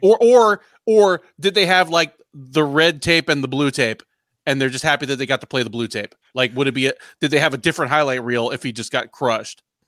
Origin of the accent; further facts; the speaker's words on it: United States; I, as an American, even an American who, like, is fluent in multiple languages